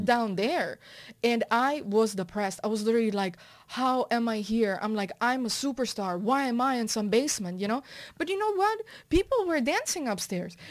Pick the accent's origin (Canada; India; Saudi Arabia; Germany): Germany; moved away; also born or lived in New York City; I was that girl from Germany, you know, like, rocking New York City